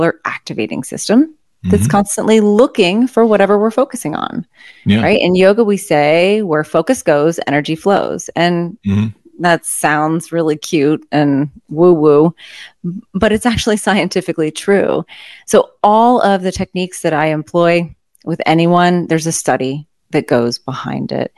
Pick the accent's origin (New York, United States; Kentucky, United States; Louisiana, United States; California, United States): Louisiana, United States; I'm from Louisiana